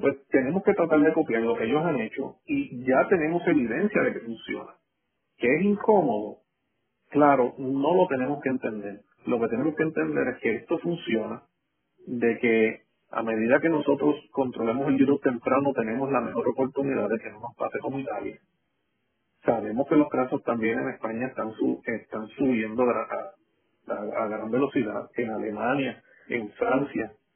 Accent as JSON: {"language": "Spanish", "country": "Puerto Rico", "said": "nosotros como puertorriqueños"}